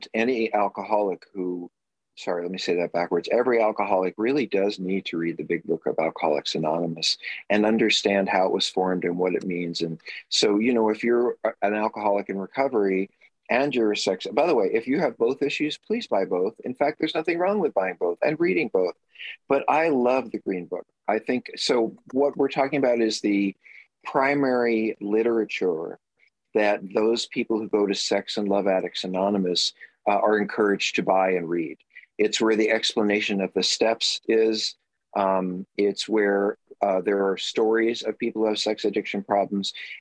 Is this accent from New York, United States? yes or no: yes; New York, United States; moved away; I'm a New Yorker